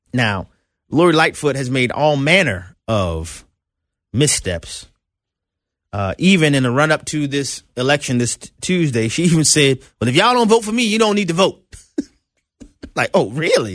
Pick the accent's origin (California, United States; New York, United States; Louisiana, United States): Louisiana, United States; New Orleans; my hometown of New Orleans, Louisiana